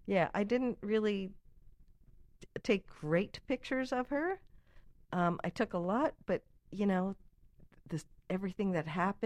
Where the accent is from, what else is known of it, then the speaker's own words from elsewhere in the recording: New York City, New York, United States; I'm a New Yorker.